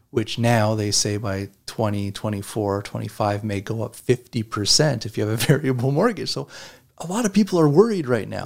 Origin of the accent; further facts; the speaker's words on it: Canada; growing up in Canada, we watched the U S news